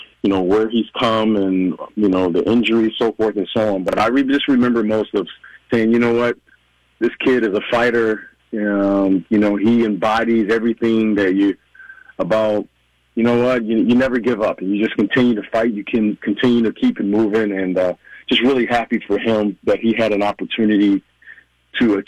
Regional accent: Midwest, United States; growing up in the Midwest

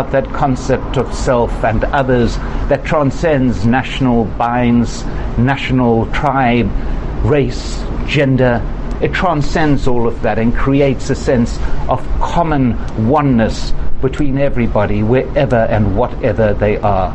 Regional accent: South Africa; also born or lived in Israel / Palestine / United States; now in Washington, D.C., United States; I grew up in South Africa

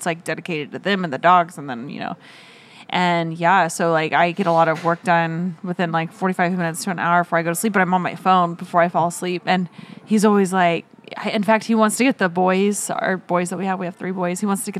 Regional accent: Oklahoma, United States; moved away; also born or lived in California; he like knew that I was from Oklahoma.

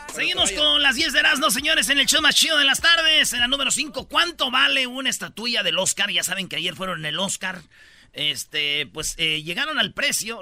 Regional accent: Michoacán, Mexico; yo soy de Michoacán

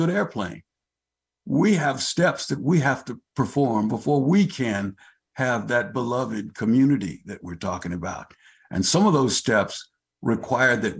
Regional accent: New Mexico, United States; moved away as an adult; now in Tacoma, United States; I'm from New Mexico, but I came to Tacoma with the Army

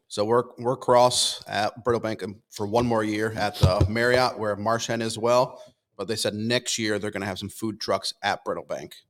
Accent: Connecticut, United States; moved away; I'm originally from Connecticut

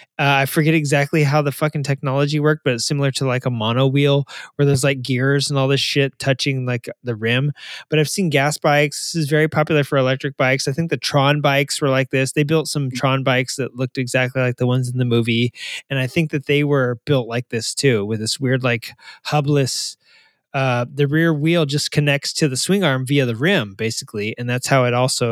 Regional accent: Arkansas, United States; I'm from Arkansas

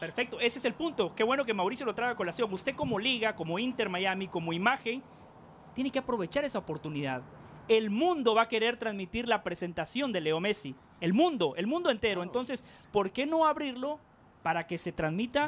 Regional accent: Guatemala; yo no soy lo suficientemente guatemalteco

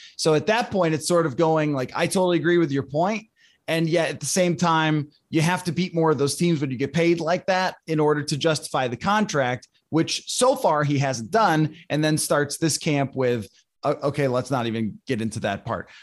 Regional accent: Buffalo, New York, United States; moved away; That's where I grew up

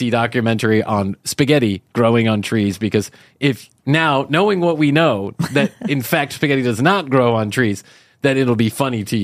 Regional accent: Ireland; but I'm Irish and I don't have much to talk about, so there you go.

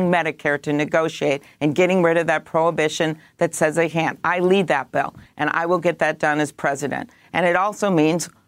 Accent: Midwest, United States; I'm the one from the Midwest

